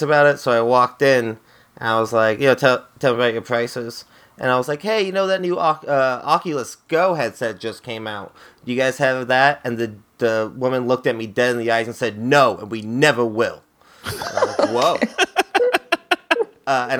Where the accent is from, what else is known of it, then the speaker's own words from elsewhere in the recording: Wilsonville, Oregon, United States; I grew up mostly out in Wilsonville